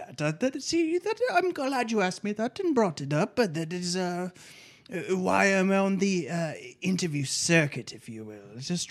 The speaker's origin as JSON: {"language": "English", "country": "United Kingdom", "said": "thankfully, I am British."}